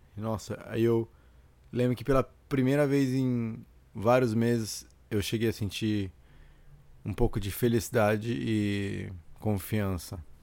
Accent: Santos, São Paulo, Brazil; moved away as an adult; E eu cresci em Santos, eu nasci em Santos

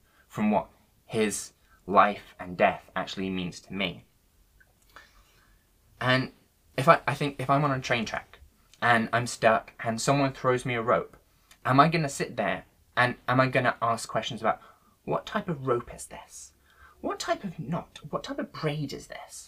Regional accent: Worcester, West Midlands, United Kingdom; when I was younger, growing up in Worcester

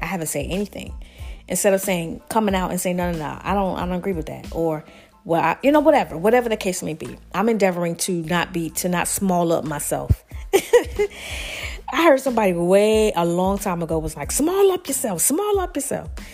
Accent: the South, United States; I'm from the South

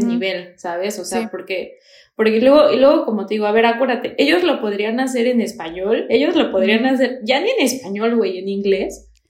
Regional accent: Toluca, State of Mexico, Mexico; moved away as an adult; now in Germany; yo soy de Toluca

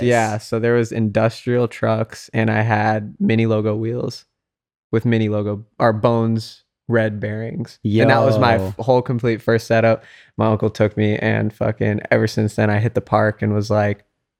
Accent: Carson City, Nevada, United States; So definitely growing up, being ethnically ambiguous in a small white town was kind of like, I already knew I was different.

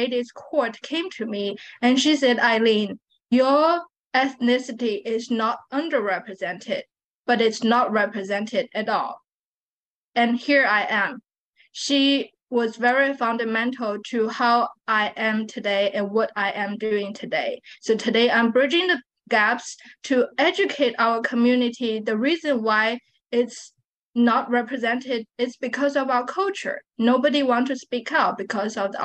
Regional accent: Shanghai, China; now in Texas, United States; I was born and raised there

